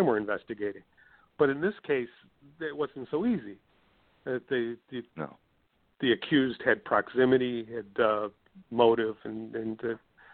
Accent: Chili, New York, United States; So it's my hometown

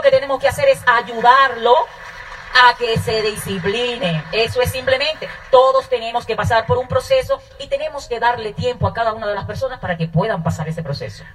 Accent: Dominican Republic; moved away; also born or lived in Bahía de Manzanillo, Dominican Republic / New York, United States / Virginia, United States; yo nací en República Dominicana, eh, en un campo

